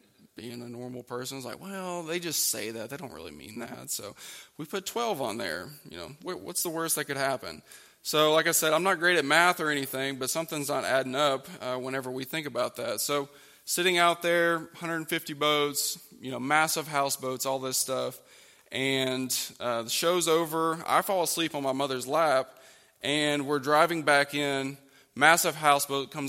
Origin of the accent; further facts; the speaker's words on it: Oklahoma, United States; moved away as an adult; now in West Virginia, United States; growing up in Oklahoma, we would go down to this lake called Lake Texoma.